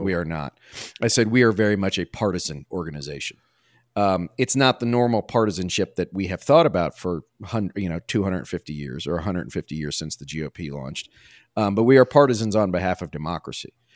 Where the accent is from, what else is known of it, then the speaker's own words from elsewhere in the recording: Washington, District of Columbia, United States; when I was a kid growing up on Capitol Hill, right, my dad worked at, on the Hill